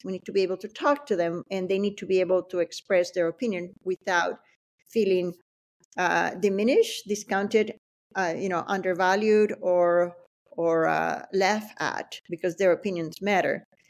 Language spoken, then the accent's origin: English; El Limón, Venezuela; moved away as an adult; also born or lived in Acarigua, Venezuela / Boston, United States; now in United States; I grew up in, uh, in Venezuela